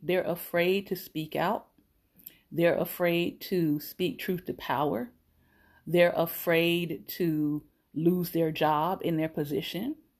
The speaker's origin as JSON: {"language": "English", "region": "Florida", "country": "United States", "tie": "born or raised there", "said": "I am Florida born. I grew up in Florida"}